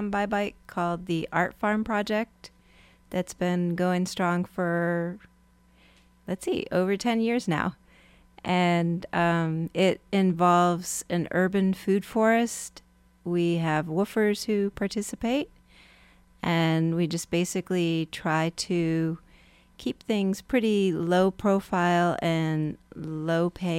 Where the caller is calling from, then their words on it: York, Pennsylvania, United States; Yeah, I'm coming from York, Pennsylvania.